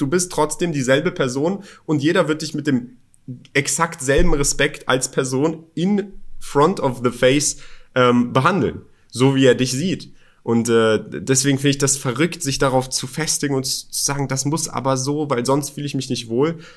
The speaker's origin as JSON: {"language": "German", "region": "Berlin", "country": "Germany", "tie": "born or raised there", "moved": "as an adult", "lives_now": "Dubai, United Arab Emirates", "said": "ich bin in Berlin aufgewachsen ich bin in Berlin geboren und aufgewachsen"}